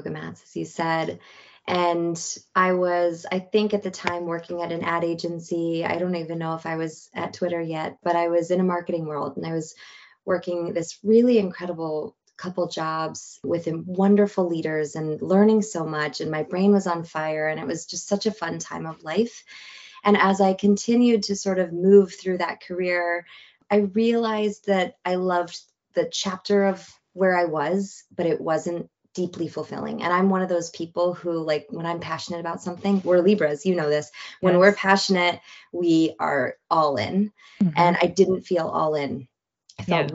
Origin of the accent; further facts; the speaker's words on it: Marin, California, United States; growing up in Marin